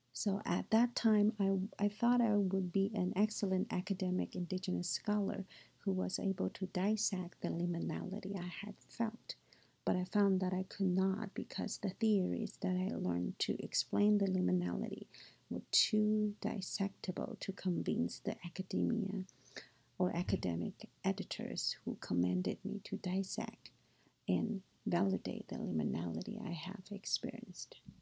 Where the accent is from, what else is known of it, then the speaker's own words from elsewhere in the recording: Taiwan; moved away; also born or lived in United States; I grew up in Taiwan and was educated in both Chinese and U.S. cultures